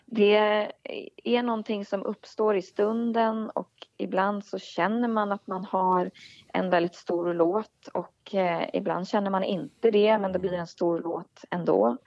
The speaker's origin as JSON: {"language": "Swedish", "town": "Nyköping", "region": "Södermanland", "country": "Sweden", "tie": "born or raised there", "said": "min hemstad mm. Nyköping"}